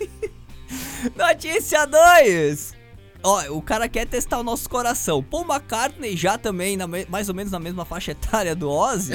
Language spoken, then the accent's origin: Portuguese; Brazil; sou brasileiro